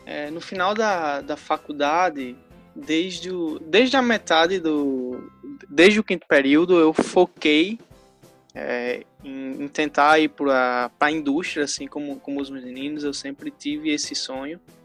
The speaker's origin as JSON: {"language": "Portuguese", "region": "interior of Rio Grande do Norte", "country": "Brazil", "said": "sou do interior do Rio Grande do Norte"}